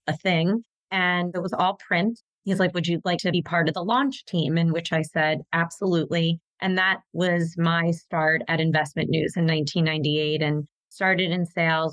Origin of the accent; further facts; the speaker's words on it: Philadelphia, Pennsylvania, United States; my hometown of Philadelphia